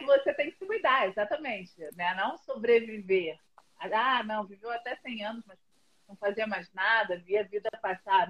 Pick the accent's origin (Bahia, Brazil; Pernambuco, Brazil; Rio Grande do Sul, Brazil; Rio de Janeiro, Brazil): Rio de Janeiro, Brazil; moved away as an adult; now in São Paulo, Brazil; eu sou do Rio e moro aqui há dois anos